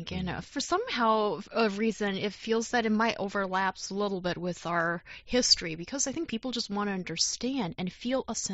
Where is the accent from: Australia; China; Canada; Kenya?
China; South China; English is a second language; from South China.